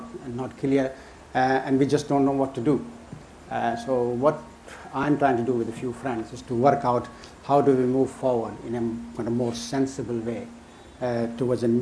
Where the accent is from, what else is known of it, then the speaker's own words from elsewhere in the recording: London, United Kingdom; also born or lived in Karachi, Pakistan; I spent my first like seven, eight years in Pakistan before I moved to Hackney. So basically, I grew up in Hackney